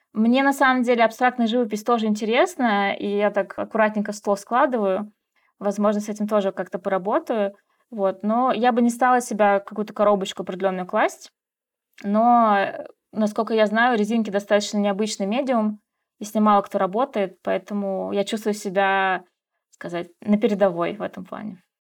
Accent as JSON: {"language": "Russian", "country": "Russia", "moved": "as an adult", "lives_now": "Kazakhstan", "said": "я художник из России"}